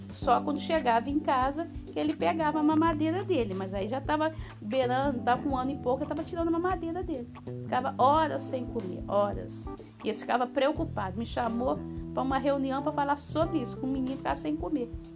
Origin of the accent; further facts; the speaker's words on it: Guarani, Minas Gerais, Brazil; minha infância em Guarani foi sempre trabalhar